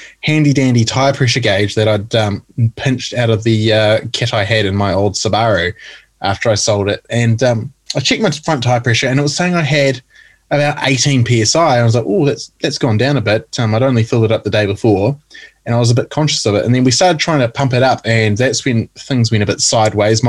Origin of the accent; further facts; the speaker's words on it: North Island, New Zealand; someone like me who's born and bred in the North Island